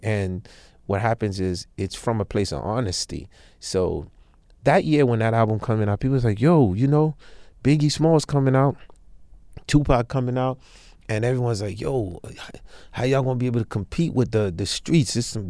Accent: Haiti; moved away; I'm from Haiti, dog, so it's called football where we come from.

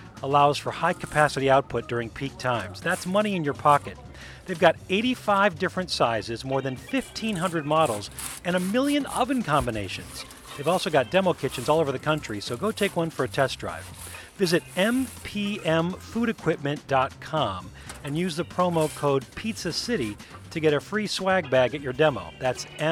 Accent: Chicago, Illinois, United States; We are staying in my hometown this week, Chicago.

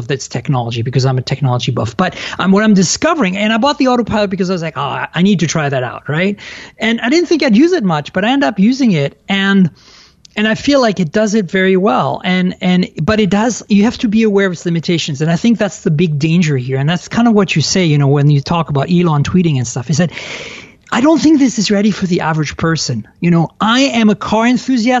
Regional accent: France; moved away; I was born and raised in France.

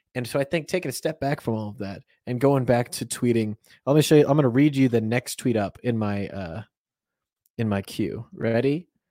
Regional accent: United States; we're Americans

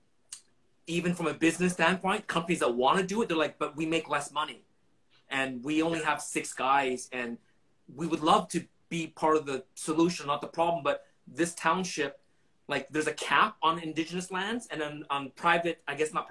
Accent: Vancouver, British Columbia, Canada; I grew up in East

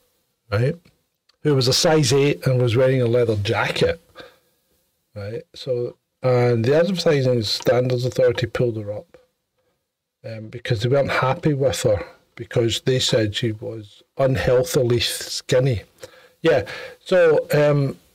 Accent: Ayr, Scotland, United Kingdom; the county of Ayr, my hometown

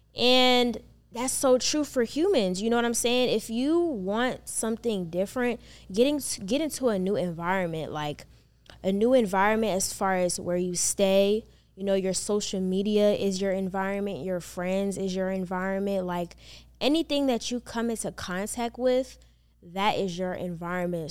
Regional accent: Maryland, United States; moved away as an adult; also born or lived in North Carolina; now in Atlanta, United States; I was born and raised in Maryland

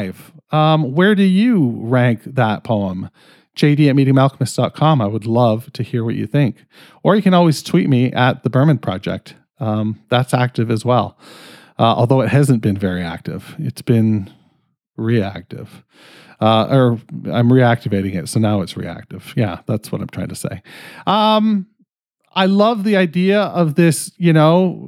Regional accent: Canada; I'm fucking Canadian

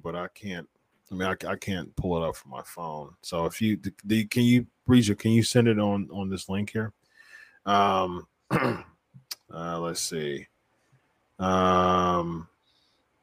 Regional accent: Columbus, Ohio, United States; I'm from Columbus, Ohio

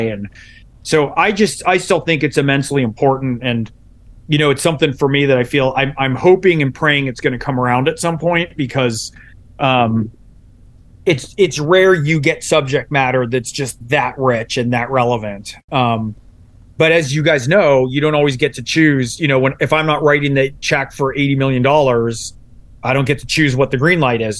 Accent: San Francisco Bay Area, California, United States; I was born in San Francisco Bay Area

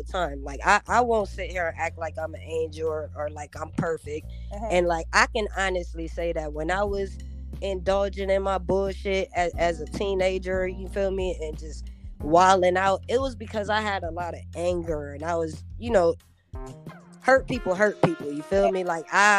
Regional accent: Rochester, New York, United States; I come from Rochester. I was born in Rochester, New York

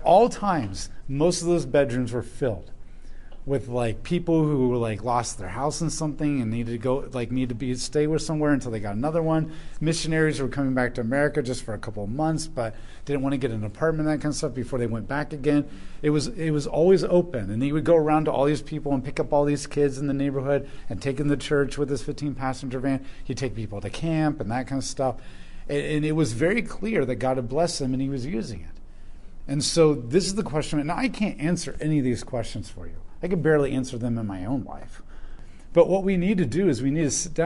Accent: United States; as an American

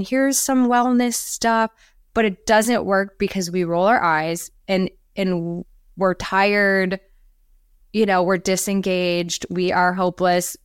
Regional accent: Minnesota, United States; moved away as an adult; now in Florida, United States; I'm from Minnesota originally, came to Florida.

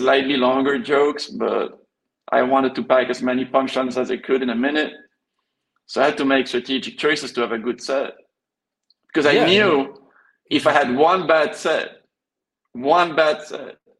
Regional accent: Belgium; also born or lived in Spain; I was born in Spain. Grew up in Spain a little bit, then moved to Belgium

